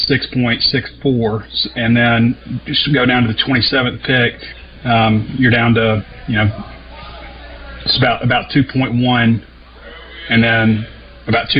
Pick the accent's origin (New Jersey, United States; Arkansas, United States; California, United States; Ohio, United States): Arkansas, United States; Sheridan; I'm from Sheridan